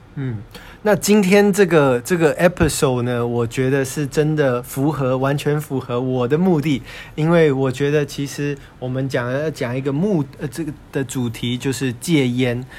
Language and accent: Chinese; United States; also born or lived in Taiwan; now in China; 我是台湾出生美国长大，现在在大陆的一家地产公司上班